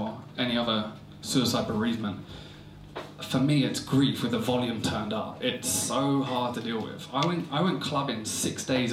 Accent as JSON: {"language": "English", "area": "Essex", "region": "East of England", "country": "United Kingdom", "said": "I'm from Essex."}